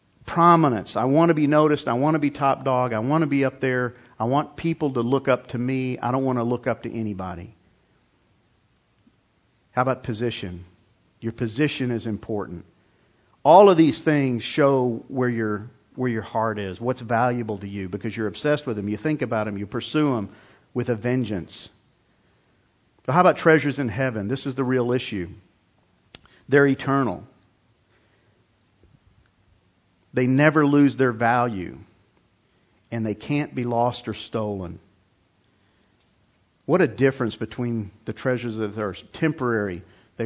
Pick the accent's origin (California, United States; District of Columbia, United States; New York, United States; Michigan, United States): New York, United States; moved away; I grew up in New York